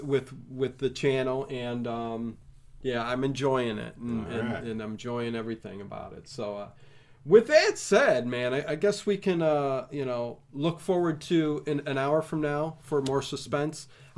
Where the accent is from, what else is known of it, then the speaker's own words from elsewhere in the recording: Lawrence, Kansas, United States; Filmed in my hometown of Lawrence, Kansas.